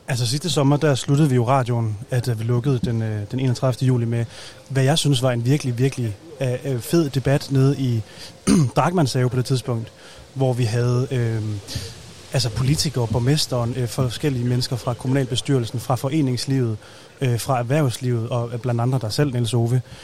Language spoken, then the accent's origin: Danish; North Jutland, North Denmark Region, Denmark; vi er begge to fra Nordjylland